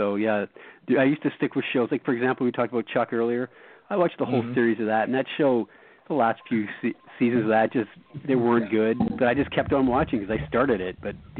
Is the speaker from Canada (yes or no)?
yes; Canada; As a Canadian